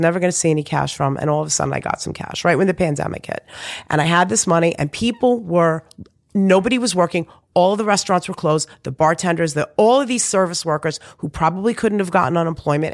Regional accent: New York City, New York, United States; also born or lived in Long Island; I was born in Beth Israel

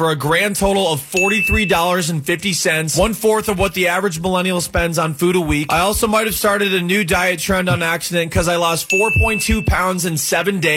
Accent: Cleveland, Ohio, United States; you know, I grew up on Skyline. We used to have like five or six locations up in Cleveland.

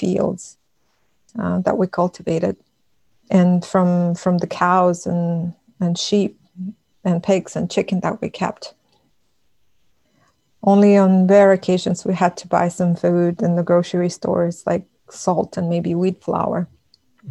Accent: Russia; first language Buryat; English is a second language; moved away as an adult; now in United States; I transitioned from living in a village, in a small village, to a big city where the majority of the population was Russian, and how it affected my development, and how I got colonized in so many ways, and then how I moved from Russia to the United States

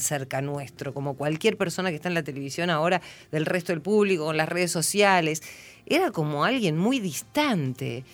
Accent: San Antonio de Areco, Buenos Aires Province, Argentina; yo soy de San Antonio de Areco

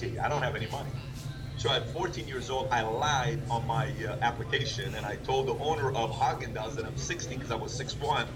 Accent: Iran; now in United States; I'm really from Iran

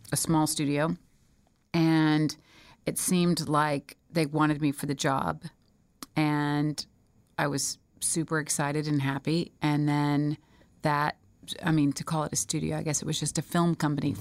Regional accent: Smyrna, Georgia, United States; I was born and raised in Smyrna, Georgia.

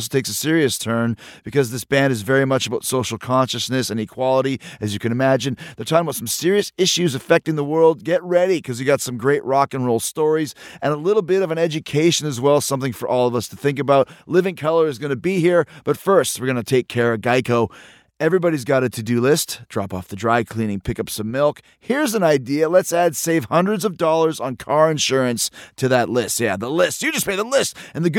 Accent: Winnipeg, Manitoba, Canada; I grew up in Winnipeg

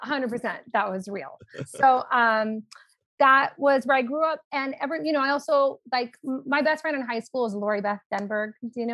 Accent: Los Angeles, California, United States; I grew up in Los Angeles, California, Hollywood adjacent.

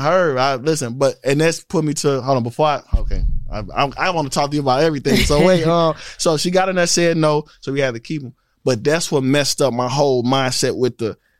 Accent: St. Louis, Missouri, United States; now in Georgia, United States; I'm from St. Louis

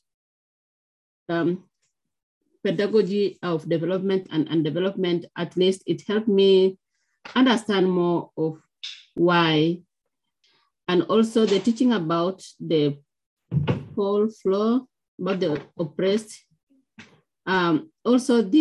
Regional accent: Kenya; moved away; I come from Kenya.

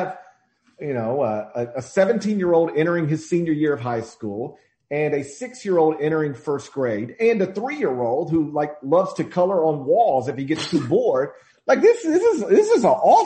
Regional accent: the South, United States; I'm lucky enough to live in my hometown, or like right next to my hometown

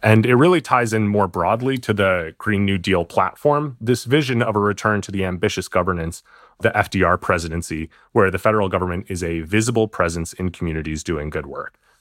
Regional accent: New York City, New York, United States; moved away; I'm from New York City originally.

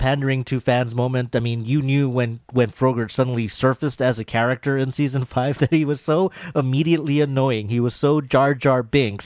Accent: Encino, California, United States; I'm from Encino

